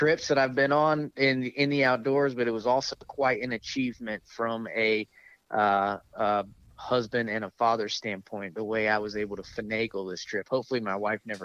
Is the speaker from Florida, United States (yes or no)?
yes; Florida, United States; moved away; also born or lived in upstate New York / the Deep South; I grew up in Florida. I spent most of my life in the deep south.